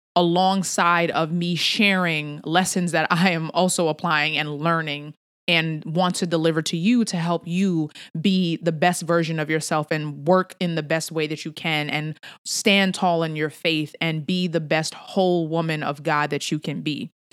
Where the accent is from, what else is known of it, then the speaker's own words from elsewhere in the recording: New York City, New York, United States; moved away; I'm a New Yorker at heart